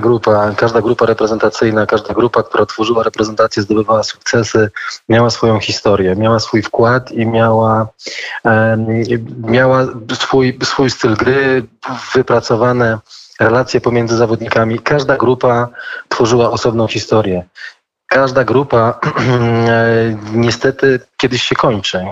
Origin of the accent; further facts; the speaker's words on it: Nysa, Opole Voivodeship, Poland; jesteśmy y, krajanami, bo, bo pochodzimy razem z Nesy